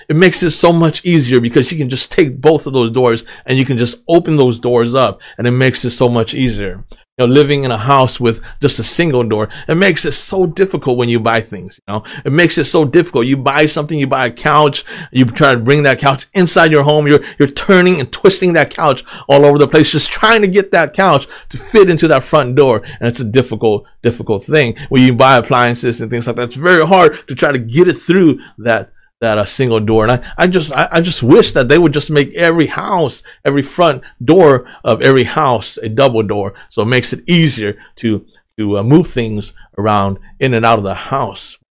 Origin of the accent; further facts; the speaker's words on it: United States; also born or lived in Thailand; I was two years old when we came to the United States of America